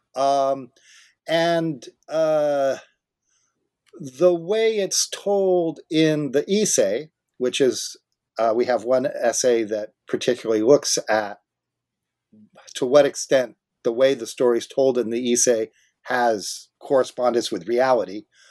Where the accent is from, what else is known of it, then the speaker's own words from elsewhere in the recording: Southern California, United States; now in Vancouver, Canada; I grew up in Southern California